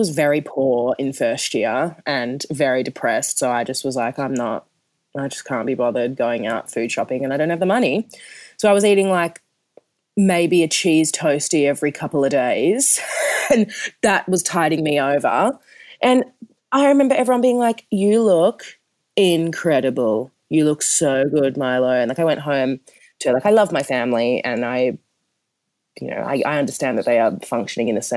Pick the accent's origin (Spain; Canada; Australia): Australia; Perth, Western Australia; moved away; also born or lived in Melbourne; I'm from Perth. I'm used to a warm tropical heat.